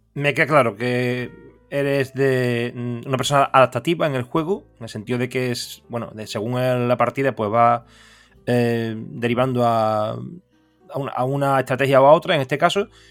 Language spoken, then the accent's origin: Spanish; Seville, Andalusia, Spain; yo soy de Sevilla